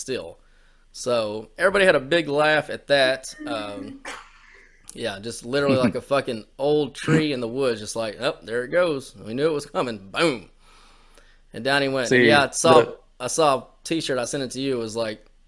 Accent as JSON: {"language": "English", "country": "United States", "said": "I'm an American"}